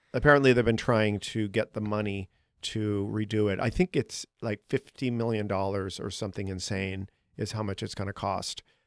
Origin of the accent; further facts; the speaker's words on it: Boston, Massachusetts, United States; moved away as an adult; now in Chicago, United States; I'm from Boston.